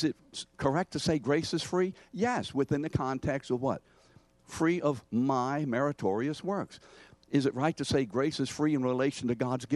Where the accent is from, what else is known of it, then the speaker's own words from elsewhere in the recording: New Orleans, Louisiana, United States; New Orleanians, you know, we have very close veins, not varicose. We say your mom and them